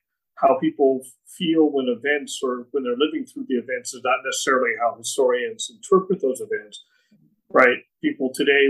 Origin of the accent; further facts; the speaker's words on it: New Jersey, United States; I grew up in New Jersey, and I went to just a regular city high school, pretty good high school, actually.